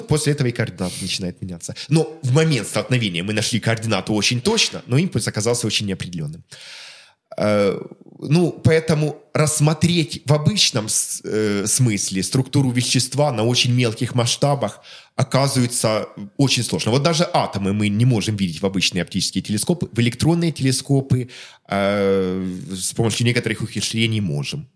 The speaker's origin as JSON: {"language": "Russian", "town": "Melitopol", "region": "Zaporizhzhia Oblast", "country": "Ukraine", "tie": "born or raised there", "also_born_or_lived": "Kharkiv", "moved": "yes", "said": "о Мелитополе, моем родном городе"}